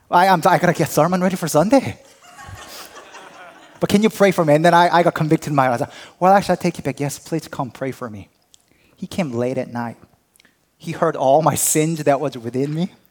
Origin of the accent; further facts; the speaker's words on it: Hatboro, Pennsylvania, United States; Oh, no, I'm not from here. I'm from Hatboro.